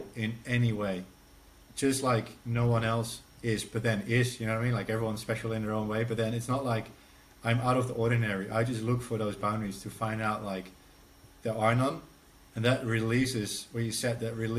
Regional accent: Netherlands; English is a second language

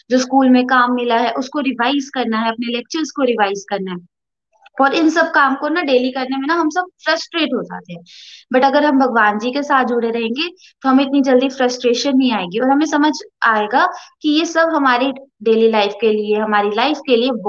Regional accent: Jammu, Jammu and Kashmir, India; और मैं जम्मू से हूँ

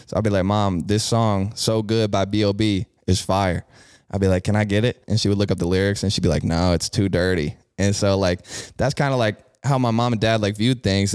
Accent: Bexley, Ohio, United States; growing up in Bexley

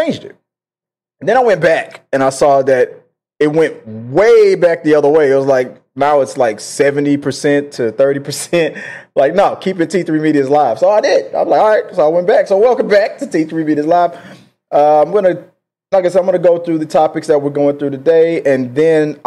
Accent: Houston, Texas, United States; my hometown of Houston, Texas

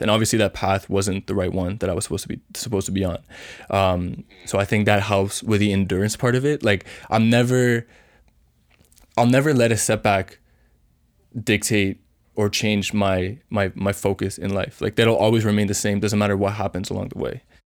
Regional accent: Canada; also born or lived in Vancouver; I'm from Canada

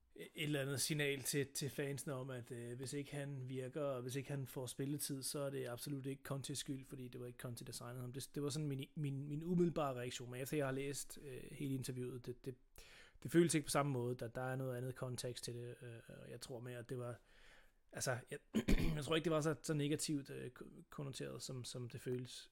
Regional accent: Sønderborg, Southern Denmark, Denmark; jeg er født på Sønderborg, øh, hospital

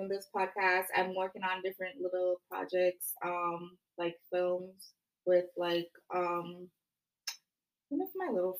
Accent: Jamaica; I'm 24. I'm Jamaican

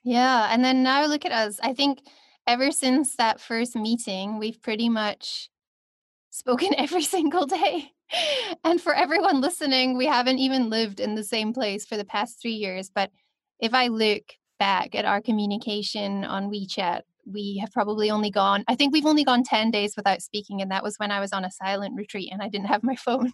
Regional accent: Scotland, United Kingdom; also born or lived in China; now in Cape Town, South Africa; I'm from Scotland, but currently living on my Venus line in Cape Town.

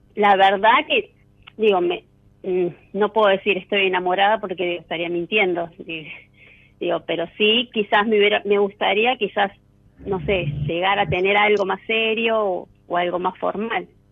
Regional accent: Buenos Aires Province, Argentina; De acá de Buenos Aires, de zona norte

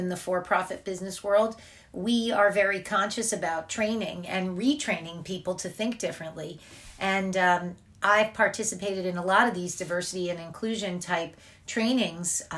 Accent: New Jersey, United States; I am from New Jersey, and I've lived here most of my life.

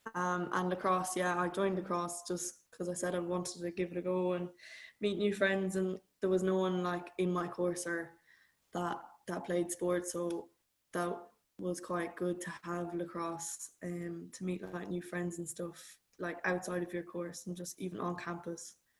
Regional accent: Galway, Connacht, Ireland; moved away as an adult; now in London, United Kingdom; I'm an Irish student, so I'm from Galway.

